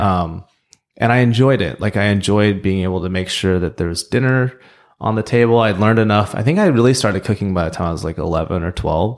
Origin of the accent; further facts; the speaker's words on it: Oklahoma, United States; also born or lived in Seoul, South Korea; Growing up in Oklahoma